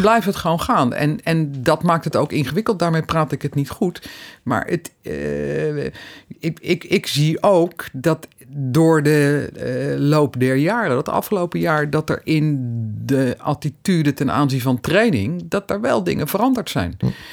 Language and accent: Dutch; Netherlands